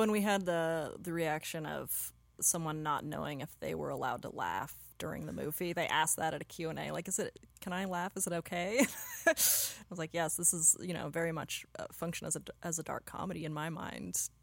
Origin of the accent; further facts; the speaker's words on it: Pacific Northwest, United States; moved away as an adult; also born or lived in Los Angeles; now in Portland, United States; I grew up near there in the Pacific Northwest